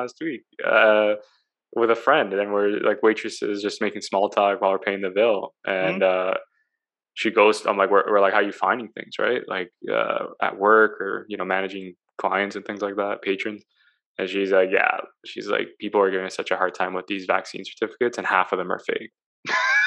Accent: Italy; moved away; I'm from Italy

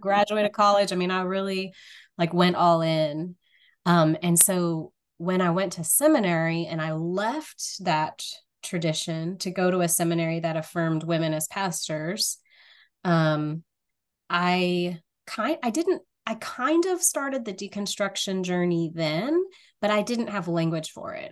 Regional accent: rural North Louisiana, United States; I grew up in a area of rural North Louisiana

